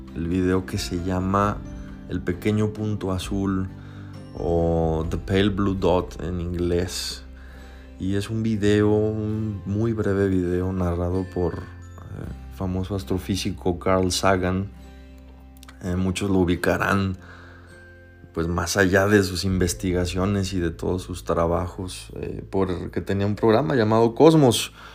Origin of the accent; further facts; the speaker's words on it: Mexico; Aquí localmente, en mi país México